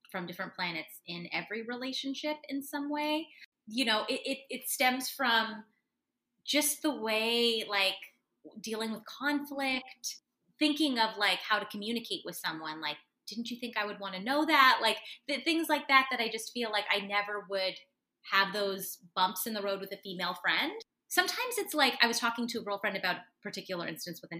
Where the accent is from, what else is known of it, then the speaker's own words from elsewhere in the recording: Canada; especially being a Canadian woman, it's a lot of sorry, sorry